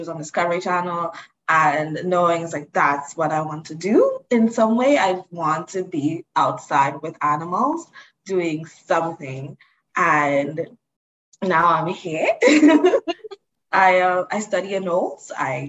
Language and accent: English; Dominica; I'm from the Commonwealth of Dominica. That's not Dominican Republic. It's a completely different island.